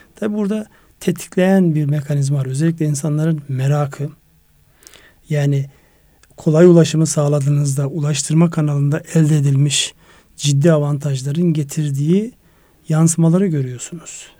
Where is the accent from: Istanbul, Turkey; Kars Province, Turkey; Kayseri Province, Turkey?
Kars Province, Turkey; Kars; moved away; Kars, Ardahan ve Iğdır'ı kapsayan benim memleketim olarak. Yani doğup büyüdüğüm en azından belli bir yaşa kadar yaşadığım yer orası.